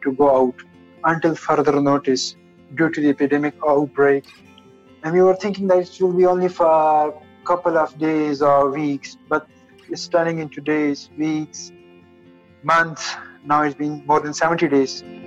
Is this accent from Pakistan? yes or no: yes; Pakistan; moved away as an adult; now in Wuhan, China; I'm a Pakistani student here in Wuhan